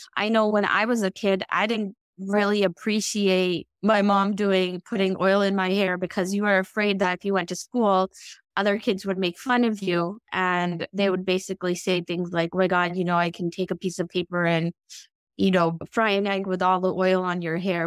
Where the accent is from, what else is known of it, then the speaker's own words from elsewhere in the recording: United States; when I grew up in the United States